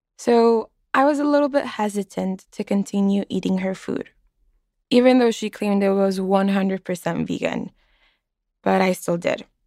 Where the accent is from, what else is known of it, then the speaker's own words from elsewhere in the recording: Mexicali, Baja California, Mexico; moved away as an adult; now in Boston, United States; I'm from Mexicali, Baja California, and I'm a student in Boston, Massachusetts.